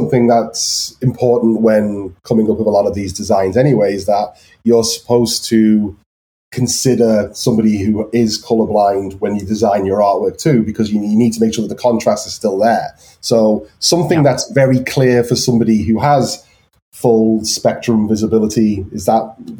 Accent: Liverpool, North West England, United Kingdom; I think, like, again, I'm from Liverpool.

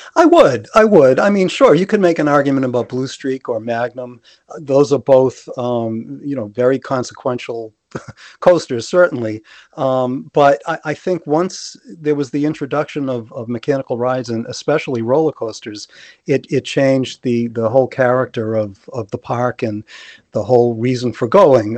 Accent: Massachusetts, United States; born or raised there

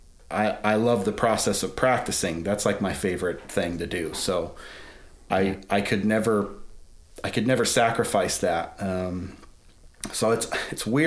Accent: Colorado, United States; moved away as an adult; also born or lived in Atlanta; I'm from Colorado. I grew up in Colorado, but eventually my wife and I moved to Atlanta

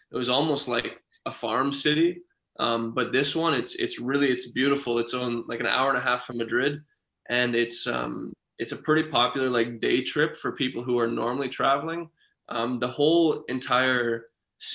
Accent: outside of North Bay, Ontario, Canada; I didn't even grow up in North Bay. I grew up outside of North Bay

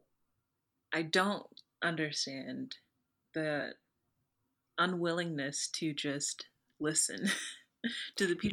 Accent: the South, United States; I'm from the South

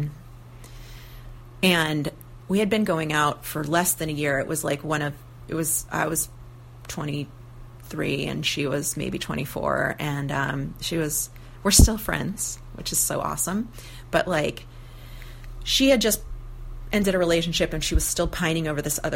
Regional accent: near Santa Cruz, California, United States; now in Portland, United States; my hometown, which is kind of close to Santa Cruz

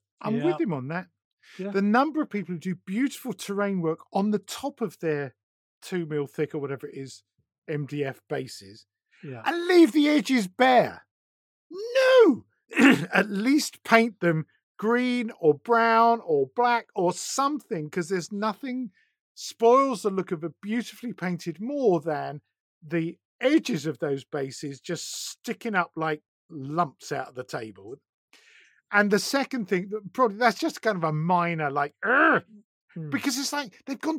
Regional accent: East of England, United Kingdom; No, I'm from Essex.

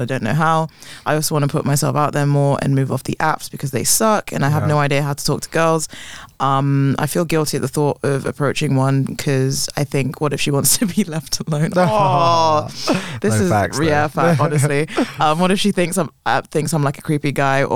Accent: England, United Kingdom; I hate being English

